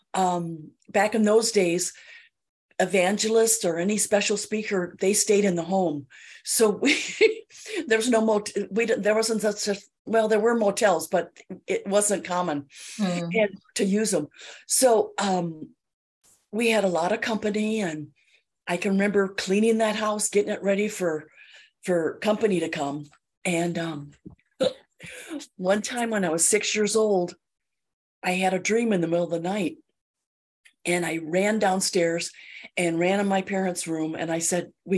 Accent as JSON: {"language": "English", "town": "Chicago", "region": "Illinois", "country": "United States", "tie": "born or raised there", "also_born_or_lived": "St. Paul, Minnesota", "said": "I was raised near Chicago, in the Chicago suburbs"}